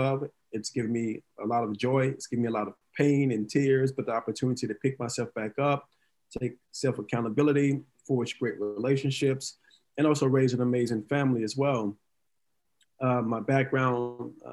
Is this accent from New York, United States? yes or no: no; Dallas, Texas, United States; moved away as an adult; now in California, United States; So originally, I was born and raised in Dallas, Texas, single parent household, three sisters